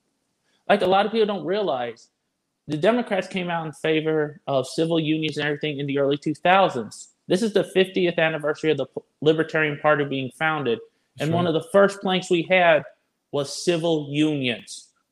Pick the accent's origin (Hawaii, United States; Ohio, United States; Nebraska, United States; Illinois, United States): Illinois, United States; I'm a transplant from Illinois.